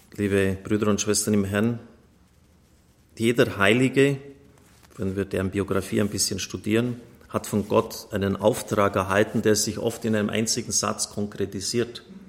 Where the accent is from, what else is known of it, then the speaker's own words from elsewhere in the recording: Bavaria, Germany; Bei uns in Bayern